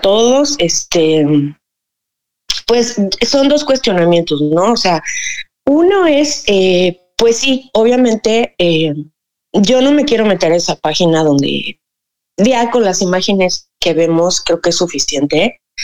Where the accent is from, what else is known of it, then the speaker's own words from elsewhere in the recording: Cuernavaca, Morelos, Mexico; yo soy de Cuernavaca, Morelos, México